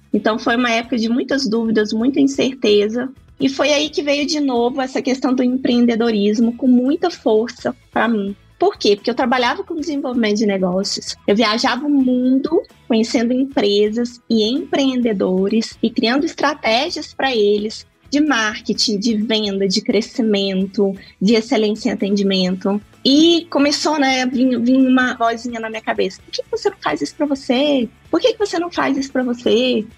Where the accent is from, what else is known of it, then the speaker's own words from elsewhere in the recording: Lagoa Formosa, Minas Gerais, Brazil; moved away as an adult; also born or lived in Ohio / England; Sou do Triângulo Mineiro, de uma cidade pequenininha que se chama Lagoa Formosa. Eu nasci em Patos de Minas, que é 13 quilômetros de Lagoa. Mas eu cresci, passei boa parte da minha vida ali naquela região